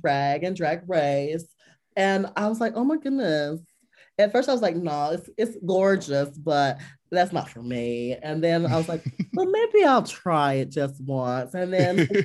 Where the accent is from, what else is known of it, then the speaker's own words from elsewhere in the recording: Liberty, North Carolina, United States; Growing up in the South, we went to church